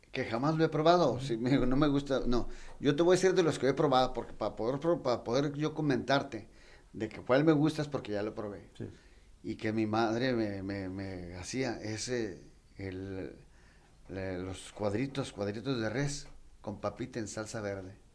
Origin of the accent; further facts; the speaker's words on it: Tijuana, Baja California, Mexico; Yo soy nacido aquí en Tijuana, nací 66 años ya, bendito Dios. este, y yo he visto la transformación de todo Tijuana